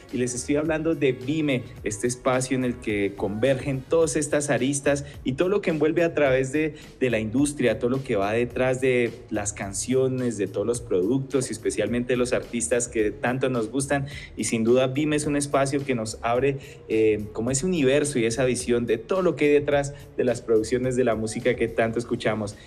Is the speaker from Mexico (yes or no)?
no; Colombia; como colombianos